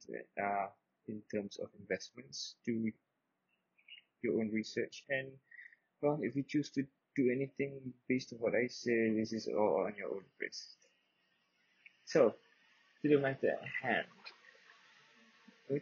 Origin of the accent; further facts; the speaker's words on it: Subang Jaya, Selangor, Malaysia; I'm 22 years old, I'm from Subang Jaya.